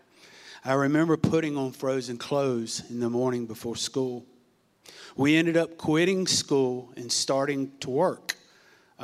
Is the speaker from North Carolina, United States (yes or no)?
yes; Farmville, North Carolina, United States; moved away; also born or lived in Norfolk, Virginia / Portsmouth, Virginia; I was born in Norfolk, Virginia, Saturday, November 27th, 1965. We grew up in a small town called Farmville, North Carolina.